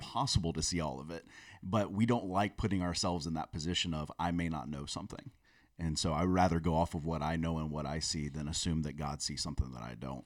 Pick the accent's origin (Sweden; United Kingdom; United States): United States; South Florida; I grew up in South Florida